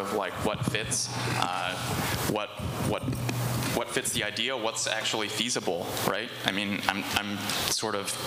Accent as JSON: {"language": "English", "region": "Wisconsin", "country": "United States", "said": "I'm from the Midwest, too"}